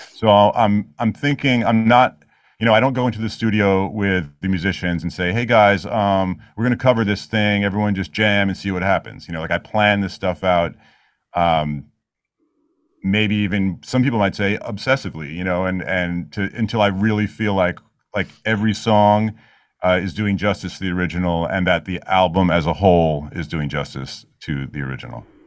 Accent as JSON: {"language": "English", "town": "New York City", "region": "New York", "country": "United States", "tie": "born or raised there", "said": "I grew up in Queens"}